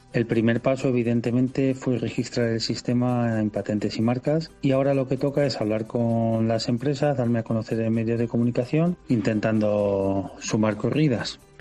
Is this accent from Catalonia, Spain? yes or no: no; El Pedernoso, Castilla-La Mancha, Spain; mi pueblo, que es el Pedernoso en Cuenca